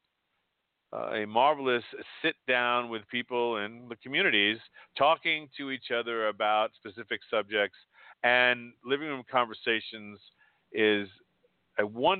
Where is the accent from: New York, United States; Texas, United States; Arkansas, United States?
New York, United States; New York City; growing up in New York, in the melting pot that is New York, I grew up with, and I'm still friends with, deep friendships, with a very large Cuban community in my hometown of Astoria.